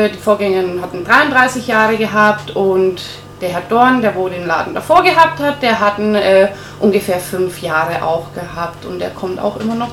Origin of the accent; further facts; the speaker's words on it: Nuremberg, Bavaria, Germany; born there; ich bin äh, gebürtige